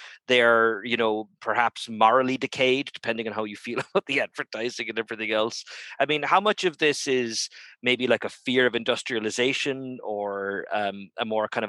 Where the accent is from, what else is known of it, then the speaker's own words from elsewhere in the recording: Ireland; moved away; also born or lived in Texas; I'm Irish originally